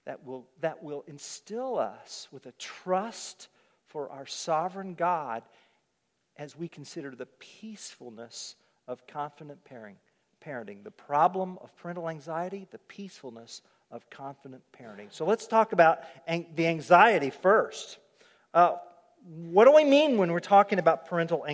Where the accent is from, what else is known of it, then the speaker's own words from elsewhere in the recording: Oklahoma, United States; I'm from Oklahoma and Okies don't have accents